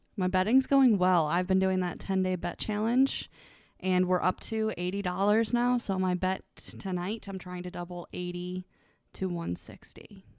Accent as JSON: {"language": "English", "region": "Ohio", "country": "United States", "said": "I'm from Ohio"}